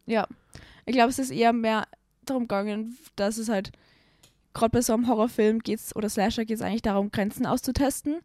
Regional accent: Salzburg, Austria; ich komme aus Salzburg, in meiner Heimatstadt Salzburg

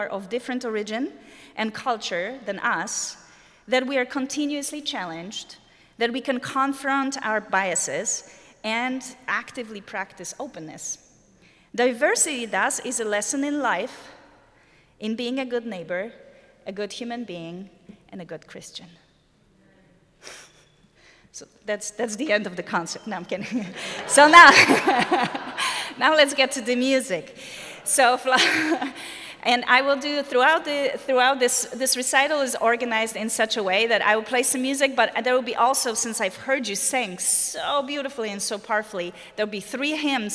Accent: Poland; English is a second language; moved away as an adult; also born or lived in Germany / Netherlands; now in United States; I was born and lived in Poland, as you can probably detect from my accent, for about 30 years of my life

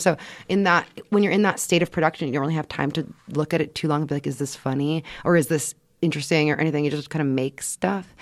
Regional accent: Quebec, Canada; moved away; also born or lived in United States; the images that we grew up in, in Quebec especially

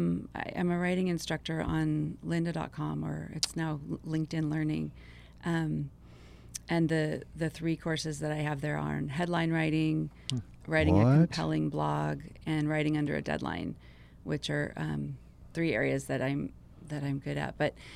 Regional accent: Hollywood, California, United States; I come from a family of storytellers. I grew up in Hollywood in the entertainment business.

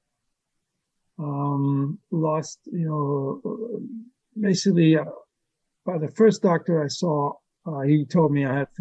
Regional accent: Germany; moved away as an adult; From Germany.

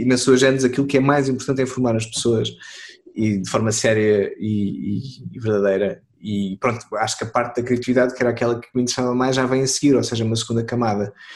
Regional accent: Torres Vedras, Lisbon, Portugal; now in Lisbon, Portugal; eu não cresci em Lisboa, eu cresci em eu sou Torres Vedras, andei lá na escola

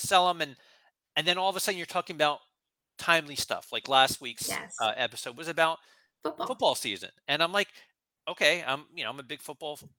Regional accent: New Jersey, United States; moved away; I'm from New Jersey originally

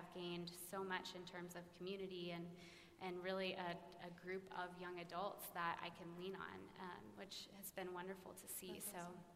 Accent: Dallas, Texas, United States; I grew up in Preston Hollow Presbyterian Church

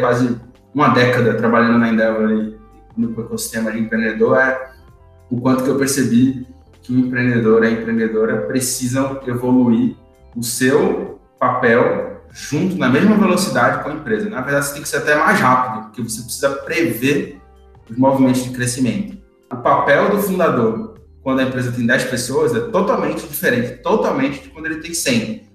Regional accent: Recife, Pernambuco, Brazil; eu sou de Recife, como você falou no começo, no Nordeste.

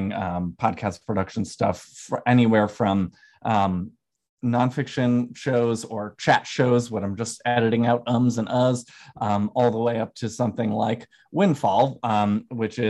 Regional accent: Herkimer, New York, United States; also born or lived in Oneonta, New York / Westchester, New York; I grew up in Herkimer, New York, so not too far from Utica

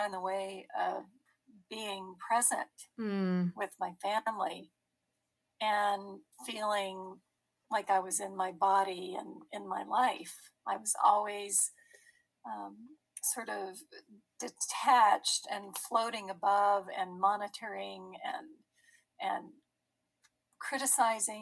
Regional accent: Virginia, United States; now in San Francisco, United States; I grew up back in Virginia

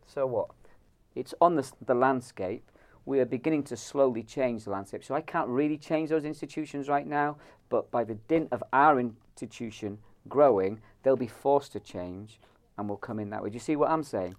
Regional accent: Ireland; I'm Irish

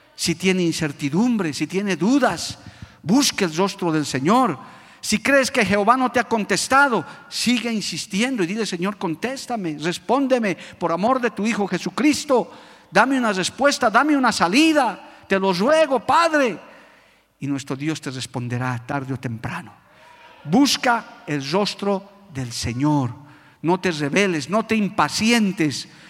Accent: Bolivia; por nuestro país, por nuestra amada Bolivia

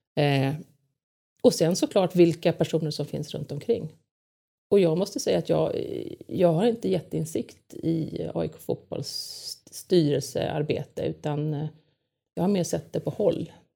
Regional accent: Lidingö, Stockholm County, Sweden; jag är uppvuxen på Lidingö

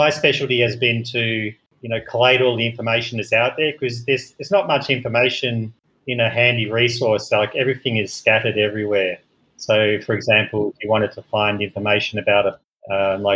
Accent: Melbourne, Victoria, Australia; moved away as an adult; also born or lived in London; now in Ho Chi Minh City, Vietnam; I'm originally from Melbourne, Australia, and I've been sort of living the expat working abroad life since 1999 when I moved to London

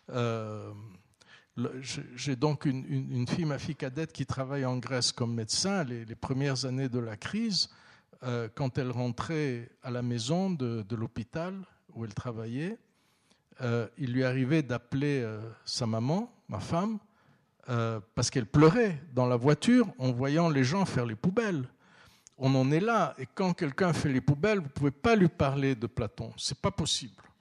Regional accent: Istanbul, Turkey; Donc bien sûr, quand je suis à Istanbul, je suis né en Karam, j'ai grandi à Istanbul. Bien sûr, je suis très très attaché à, à, cet endroit

